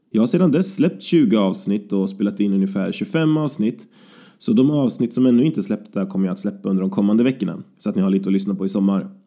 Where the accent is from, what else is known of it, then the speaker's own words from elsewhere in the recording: Falköping, Västra Götaland, Sweden; now in Gothenburg, Sweden; Jag kommer ursprungligen från Falköping. Men jag har bott i Göteborg i snart åtta år.